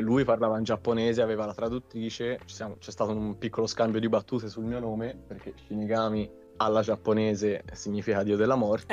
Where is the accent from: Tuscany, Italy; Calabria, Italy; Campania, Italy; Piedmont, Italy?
Tuscany, Italy; Io poi sono toscano